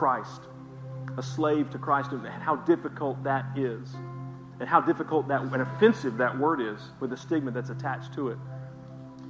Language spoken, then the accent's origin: English; the South, United States; I'm from the South